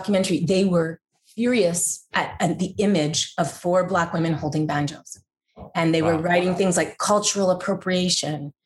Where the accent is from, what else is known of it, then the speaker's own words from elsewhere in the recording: Montreal, Quebec, Canada; first language English; now in Nashville, United States; I'm technically not French Canadian, although I grew up in French Canada